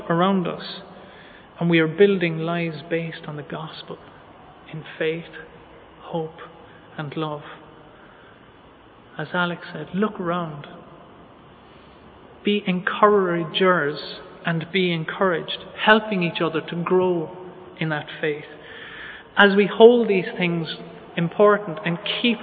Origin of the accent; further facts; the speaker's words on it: Ireland; as Irish people